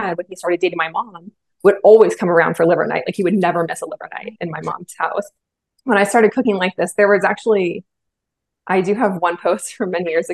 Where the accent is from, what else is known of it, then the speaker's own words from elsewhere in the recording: Bay Area, California, United States; I grew up in the Bay Area in California